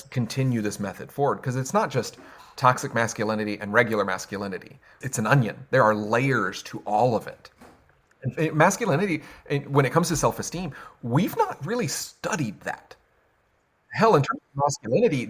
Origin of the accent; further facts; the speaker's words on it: the South, United States; I'm from the South